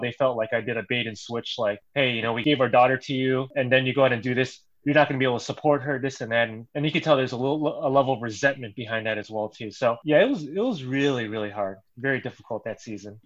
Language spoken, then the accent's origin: English; Chicago, Illinois, United States; I am still the only guy who is a lifelong Chicagoan